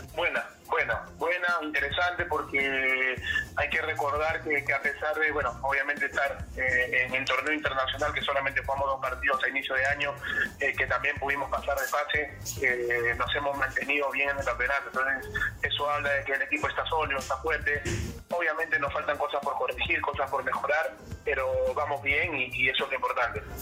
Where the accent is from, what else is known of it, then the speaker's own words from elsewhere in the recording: Callao, Peru; Chacarita, Callao.